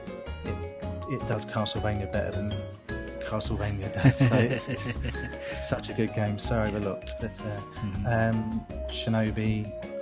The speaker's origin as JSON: {"language": "English", "region": "London", "country": "United Kingdom", "tie": "born or raised there", "lives_now": "Essex, United Kingdom", "said": "I was born and raised in London, England. I currently live in Essex in England"}